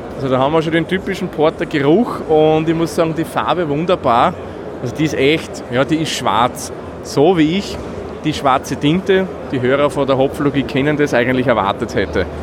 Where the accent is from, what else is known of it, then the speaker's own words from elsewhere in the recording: Waldviertel, Lower Austria, Austria; gebürtiger Waldviertler bin ich